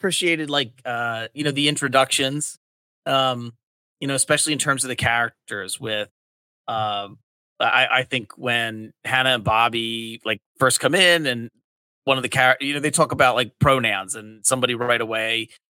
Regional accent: Delaware County, Pennsylvania, United States; I grew up in Delaware County, Pennsylvania, the southeastern corner. It's a suburb of Philly.

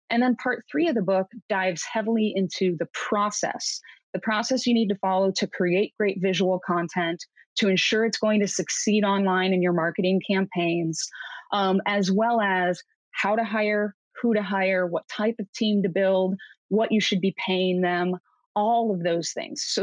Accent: Midwest, United States; now in Seattle, United States; I come from the Midwest, I live in Seattle, so I have a, a pretty healthy mix of Republicans and Democrats

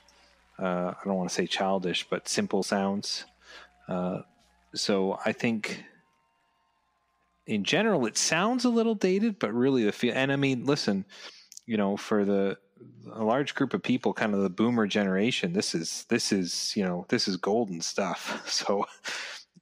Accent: Canada; I'm Canadian

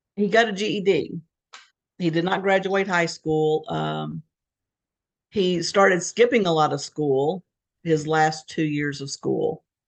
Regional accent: Fort Smith, Arkansas, United States; moved away as an adult; also born or lived in Fayetteville, Arkansas / Beaumont, Texas / Connecticut / Houston, Texas; We grew up in Fort Smith, Arkansas, which is uh, right on the border of Arkansas, Oklahoma

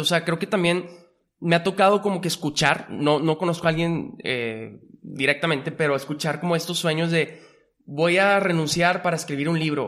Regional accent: Monterrey, Nuevo León, Mexico; born or raised there; also born or lived in Mexico City

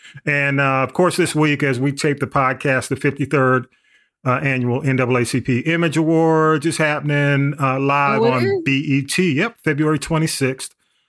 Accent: Atlanta, Georgia, United States; I grew up in Atlanta. I was a Grady baby, and I grew up, you know, went to Atlanta Public Schools up until high school. Then, you know, I got shipped off to Fulton County.

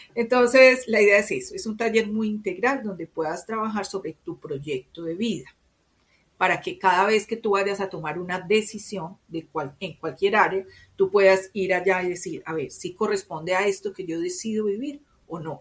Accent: Medellín, Antioquia, Colombia; como yo soy paisa, se espera de mí tal cosa, porque nací en Medellín, soy colombiana

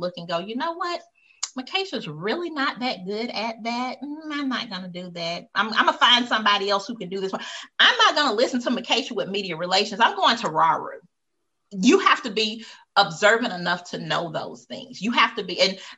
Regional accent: United States; I was born in America

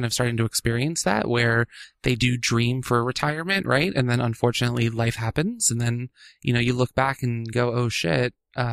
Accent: Washington, District of Columbia, United States; I grew up in D.C., just outside D.C. in the burbs

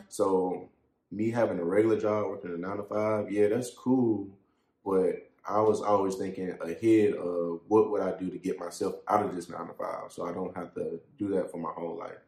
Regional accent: Columbia, South Carolina, United States; born or raised there

